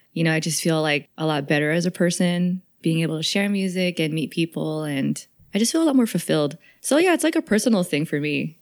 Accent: the Bay Area, California, United States; growing up in the Bay

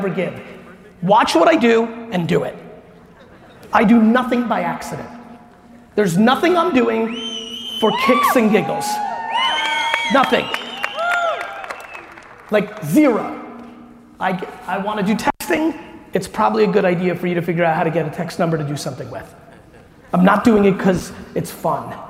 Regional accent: New Jersey, United States; I'm from Jersey

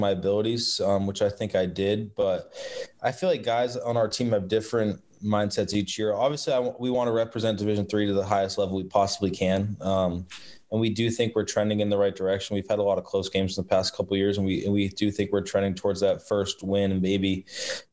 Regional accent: Boston, Massachusetts, United States; I'm from the Boston area

